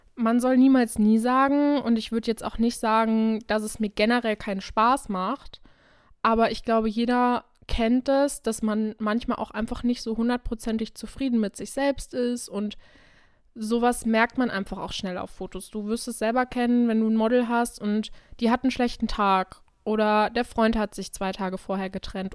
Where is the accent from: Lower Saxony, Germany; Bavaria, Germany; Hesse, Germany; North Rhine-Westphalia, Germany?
North Rhine-Westphalia, Germany; Krefeld; ich wohne hier eigentlich schon immer, ich bin hier aufgewachsen